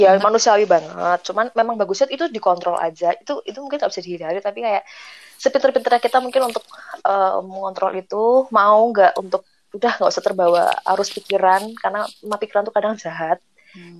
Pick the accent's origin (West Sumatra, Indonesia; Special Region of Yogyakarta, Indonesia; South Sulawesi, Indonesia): Special Region of Yogyakarta, Indonesia; Yogyakarta; Kami berempat, ini nih orang Jogja semua